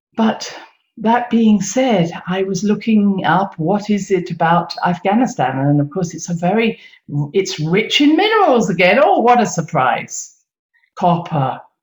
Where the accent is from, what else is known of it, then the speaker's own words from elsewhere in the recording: United Kingdom; I come from Britain